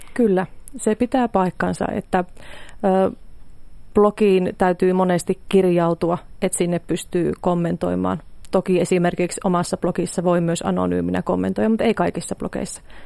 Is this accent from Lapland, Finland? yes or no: no; Pielavesi, North Savo, Finland; lähtöisin olen Pielavedeltä maatilalta